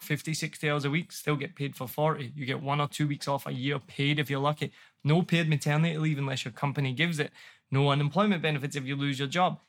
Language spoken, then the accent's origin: English; Glasgow, Scotland, United Kingdom; moved away as an adult; also born or lived in New York; now in Ho Chi Minh City, Vietnam; I'm from Glasgow, I'm in New York